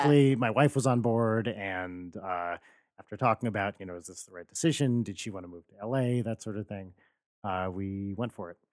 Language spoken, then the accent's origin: English; New Jersey, United States; moved away; I grew up in New Jersey